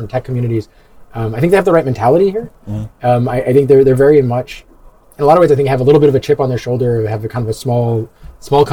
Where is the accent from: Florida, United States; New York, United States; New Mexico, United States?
New York, United States; moved away; originally I'm an American. I'm from New York